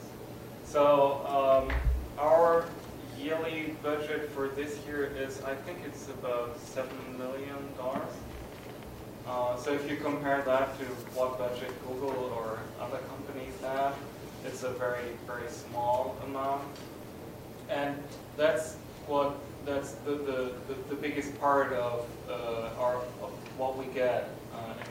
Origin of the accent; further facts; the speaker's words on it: Germany; I come from Germany